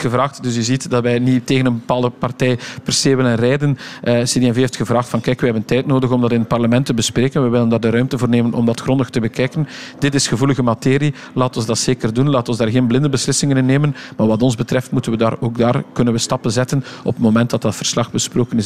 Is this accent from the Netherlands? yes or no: no; West Flanders, Belgium; de grond waar ik opgegroeid ben, geboren eh, en nog altijd leef